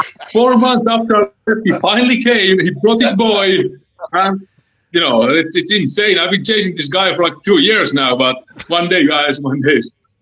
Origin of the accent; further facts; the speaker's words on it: Helsinki, Uusimaa, Finland; English is a second language; also born or lived in Tucson, Arizona; now in Illinois, United States; my accent is a little bit thick. I'm from Helsinki, Finland.